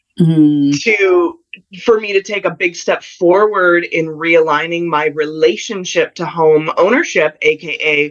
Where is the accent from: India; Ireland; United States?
United States; Colorado; now in Southern California, United States; I grew up in Colorado